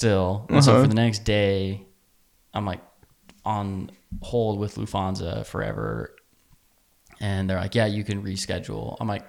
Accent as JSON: {"language": "English", "country": "United States", "said": "I'm American."}